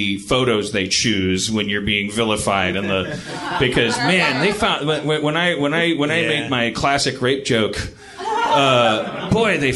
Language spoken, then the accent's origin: English; United States; I'm an American.